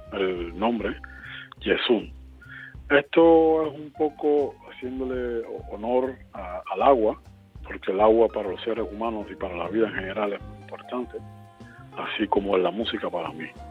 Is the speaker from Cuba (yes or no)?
yes; Cuba; de Cuba